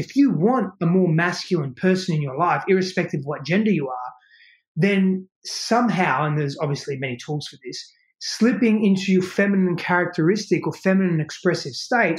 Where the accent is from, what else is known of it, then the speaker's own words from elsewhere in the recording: Australia; moved away as an adult; now in United States; I moved all of my life from Australia to here.